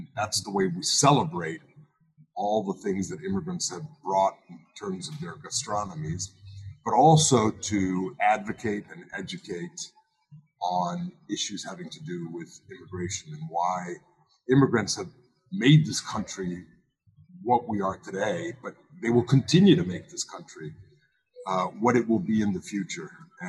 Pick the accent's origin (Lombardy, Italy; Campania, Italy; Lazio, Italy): Lazio, Italy; Rome; born there; I was born in Rome, Italy, and both of my parents were born outside of the United States.